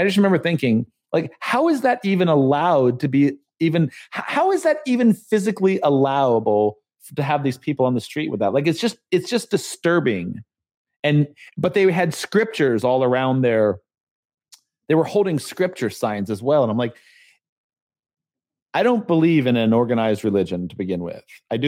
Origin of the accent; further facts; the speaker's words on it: San Diego, California, United States; now in Charlotte, United States; was when I moved to Charlotte from San Diego, and I drove by. There's Chick-fil-A everywhere here in the South. It's the first time I'd ever seen Chick-fil-A. We did not have Chick-fil-A growing up